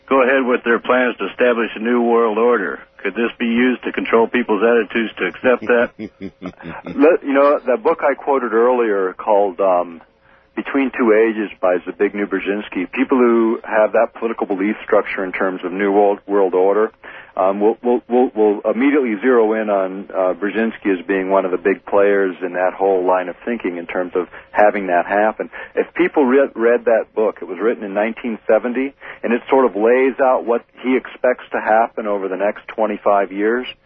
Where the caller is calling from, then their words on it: Fairbanks, Alaska, United States; I'm calling from Fairbanks.